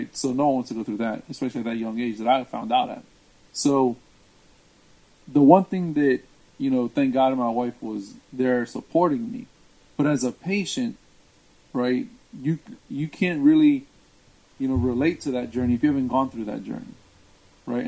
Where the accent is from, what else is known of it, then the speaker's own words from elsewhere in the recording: Washington, District of Columbia, United States; now in Orlando, United States; where I'm from is actually the D.C. area, you know, known as the DMV. Born and raised in that area